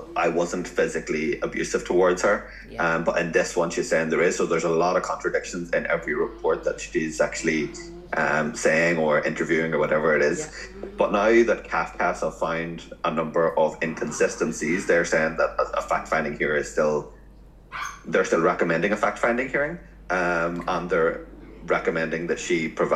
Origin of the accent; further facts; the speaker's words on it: Northern Ireland, United Kingdom; I'm from Northern Ireland